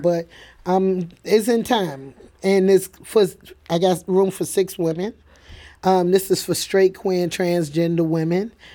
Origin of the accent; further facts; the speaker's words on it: New York City, New York, United States; now in St. Louis, United States; I, I grew up in the Bronx